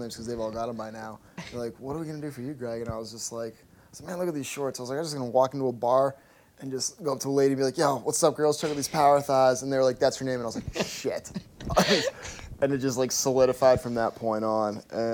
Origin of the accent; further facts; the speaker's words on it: Massachusetts, United States; I'm from Massachusetts, born and raised